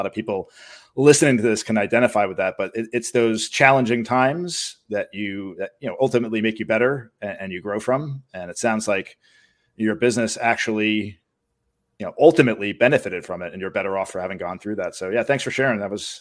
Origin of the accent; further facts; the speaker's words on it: New York, United States; I'm from New York